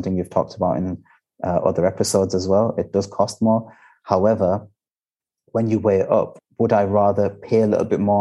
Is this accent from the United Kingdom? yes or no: yes; Bradford, Yorkshire and the Humber, United Kingdom; moved away as an adult; now in Dubai, United Arab Emirates; I'm from Bradford and because I'm very familiar with the area